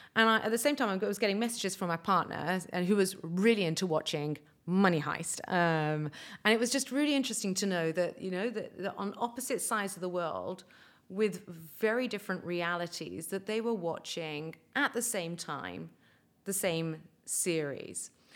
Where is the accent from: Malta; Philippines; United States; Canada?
Malta; we, as Maltese, I'm speaking as a Maltese person now